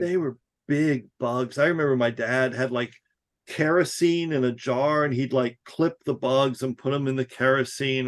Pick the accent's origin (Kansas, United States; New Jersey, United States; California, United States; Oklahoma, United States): New Jersey, United States; I grew up in New Jersey in like the woods. Like it was a real rural community.